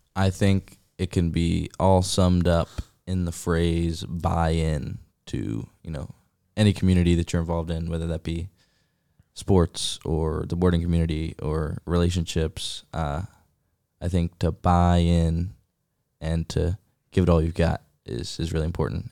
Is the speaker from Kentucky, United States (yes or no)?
no; Roanoke, Virginia, United States; I'm from Roanoke, Virginia